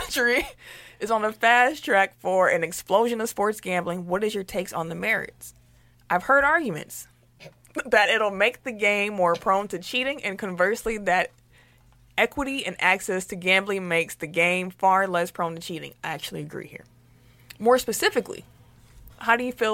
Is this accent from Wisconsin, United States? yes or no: yes; Milwaukee, Wisconsin, United States; we're also from Milwaukee, Wisconsin